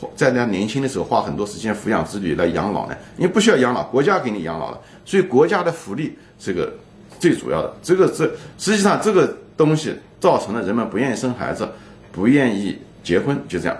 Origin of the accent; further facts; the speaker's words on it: China; 我们中国人